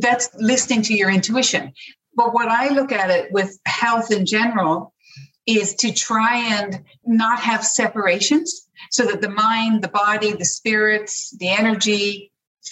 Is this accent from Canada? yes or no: yes; Newfoundland and Labrador, Canada; moved away as an adult; also born or lived in Toronto; now in Ireland; I grew up in Newfoundland.